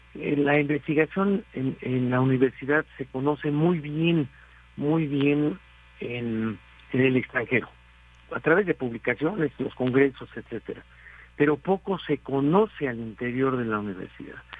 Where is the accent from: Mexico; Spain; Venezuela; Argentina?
Mexico